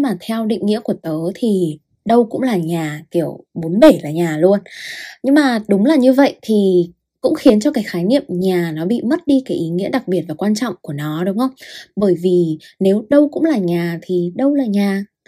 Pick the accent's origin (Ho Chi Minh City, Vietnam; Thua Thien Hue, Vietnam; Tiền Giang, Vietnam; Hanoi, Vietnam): Hanoi, Vietnam; moved away as an adult; also born or lived in Russia; tớ sinh ra và lớn lên ở Hà Nội